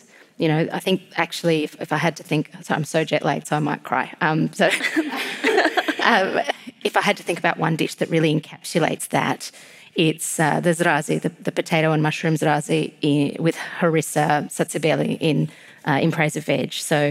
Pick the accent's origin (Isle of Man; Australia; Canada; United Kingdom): Australia; also born or lived in Georgia (country) / Tbilisi; now in Melbourne, Australia; living in Melbourne and growing up in Australia